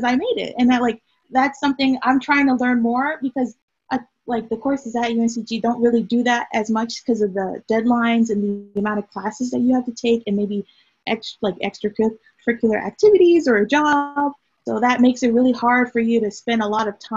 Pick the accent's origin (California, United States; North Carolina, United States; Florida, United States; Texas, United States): North Carolina, United States; Durham; my hometown, Durham